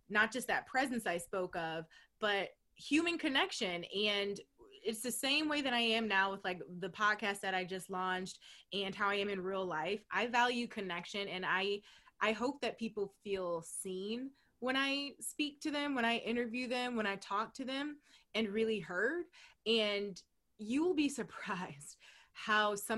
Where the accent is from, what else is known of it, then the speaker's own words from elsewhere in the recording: Ohio, United States; moved away; I'm from Ohio. I'm a proud Midwestern girl